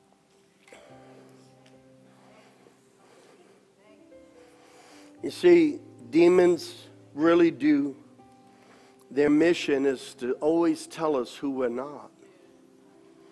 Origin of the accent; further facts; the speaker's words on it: New York, United States; growing up in New York